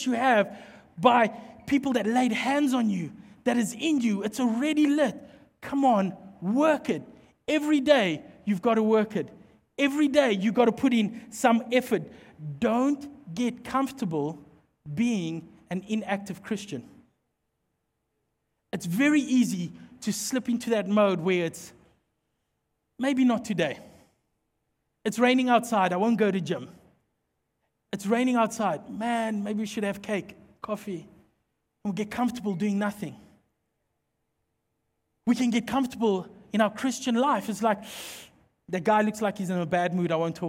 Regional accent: Mpumalanga, South Africa; Because obviously we don't have ice in South Africa or in most parts of the country. I come from Mpumalanga. It's hot and dry. So there is no ice.

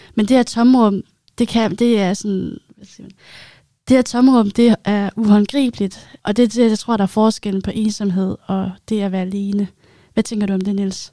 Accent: Zealand, Denmark; moved away as an adult; now in Odense, Denmark; Jeg kommer oprindeligt fra Sjælland

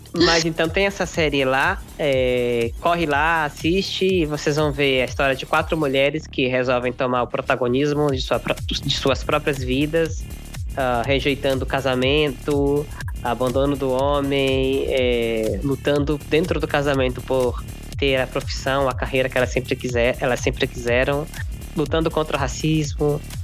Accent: Brasília, Federal District, Brazil; a Débora e eu estudamos em Brasília, somos de Brasília

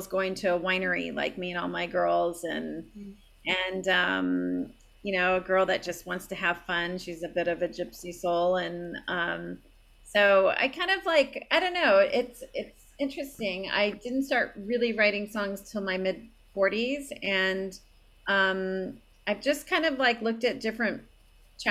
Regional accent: San Diego, California, United States; I grew up in San Diego. I still live here.

